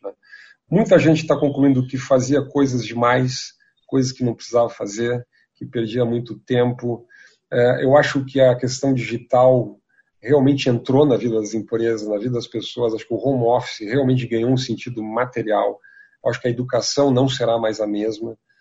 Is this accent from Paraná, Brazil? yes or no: no; Rio Grande do Sul, Brazil; now in São Paulo, Brazil; Eu sou gaúcho